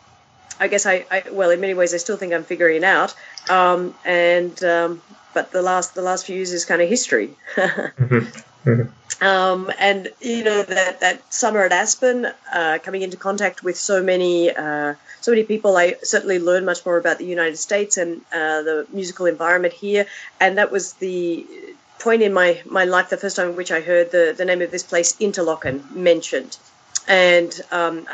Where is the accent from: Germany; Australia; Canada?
Australia; also born or lived in Europe; my violin teacher when I grew up in Australia